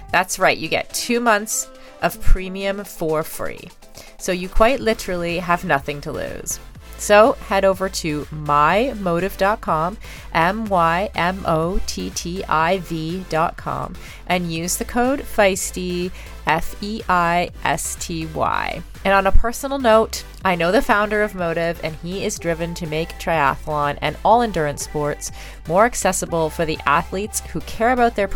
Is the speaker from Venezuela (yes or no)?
no; Kitchener, Ontario, Canada; I'm also from Ontario.